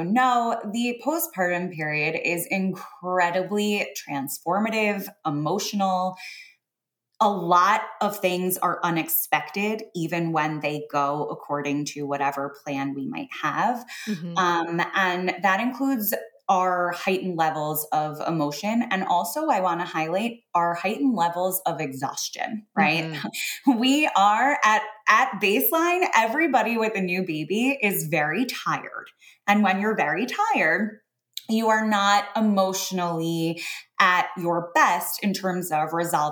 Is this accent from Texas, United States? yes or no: no; New York, United States; I'm a New Yorker.